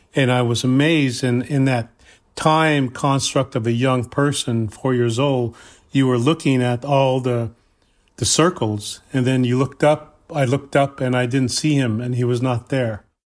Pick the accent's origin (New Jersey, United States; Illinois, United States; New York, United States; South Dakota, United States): South Dakota, United States; Cheyenne River Lakota Reservation